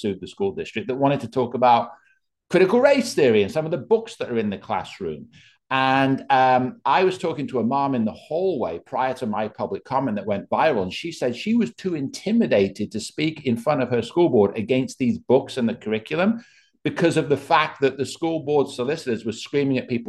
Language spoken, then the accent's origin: English; England, United Kingdom; now in Bucks County, United States; I come to America from England